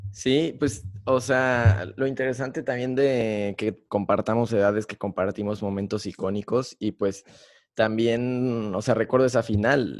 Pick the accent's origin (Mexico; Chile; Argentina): Mexico; como todo mexicano